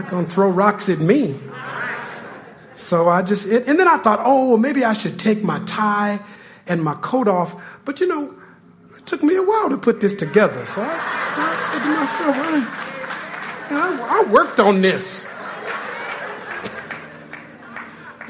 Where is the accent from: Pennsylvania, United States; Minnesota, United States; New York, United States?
Minnesota, United States; I'm from Minnesota